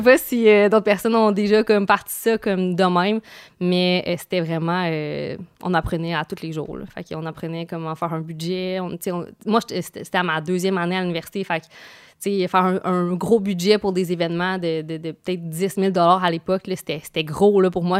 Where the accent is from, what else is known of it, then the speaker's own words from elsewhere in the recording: Quebec, Canada; je viens de Québec